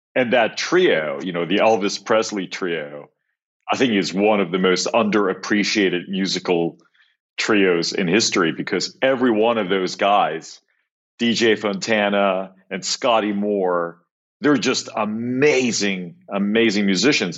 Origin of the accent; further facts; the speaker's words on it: Cyprus; moved away; I grew up in Cyprus, which actually is where I am right now